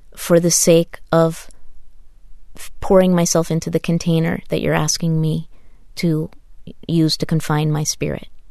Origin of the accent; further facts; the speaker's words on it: Taos, New Mexico, United States; I grew up in Taos, New Mexico